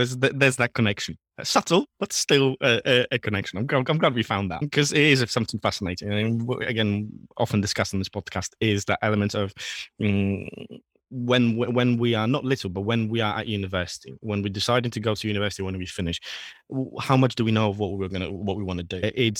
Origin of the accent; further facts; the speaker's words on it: Poland; English is a second language; And especially I was born and raised in Poland